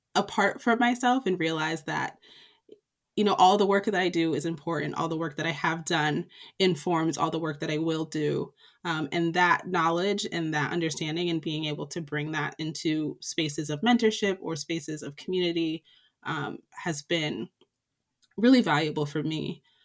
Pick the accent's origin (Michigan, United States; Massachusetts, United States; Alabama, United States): Massachusetts, United States; Springfield; moved away as an adult; also born or lived in Philadelphia; I grew up in Springfield, Massachusetts, uh, which is the western part of the state along the Connecticut River.